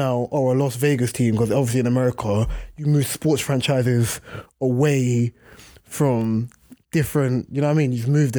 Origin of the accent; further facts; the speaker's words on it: Jamaica; But I just don't like the fact of when I came from Jamaica, brother, stop it, stop it.